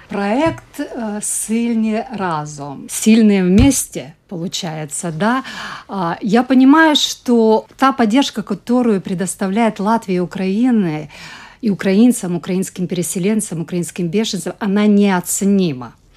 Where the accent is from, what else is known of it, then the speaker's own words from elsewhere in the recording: Zakarpattia Oblast, Ukraine; moved away as an adult; now in Latvia; у нас на Закарпатті